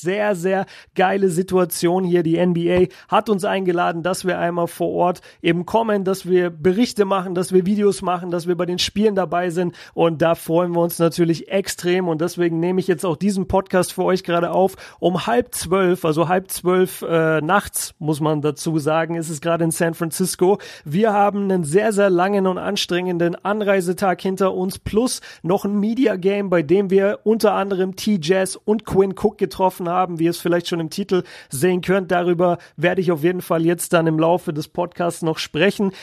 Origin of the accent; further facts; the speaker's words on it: Germany; aus Deutschland